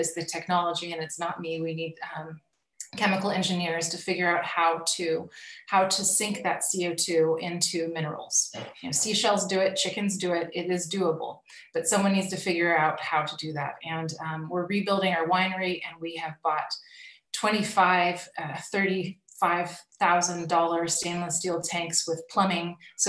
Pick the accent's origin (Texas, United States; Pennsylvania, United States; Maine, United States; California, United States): California, United States; Napa; moved away as an adult; also born or lived in Burgundy, France; I grew up in California